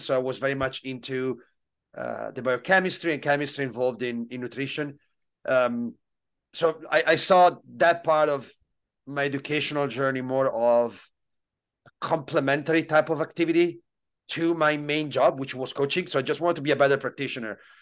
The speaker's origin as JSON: {"language": "English", "country": "Italy", "tie": "born or raised there", "said": "growing up in Italy, especially uh, in the late '90s, early 2000s"}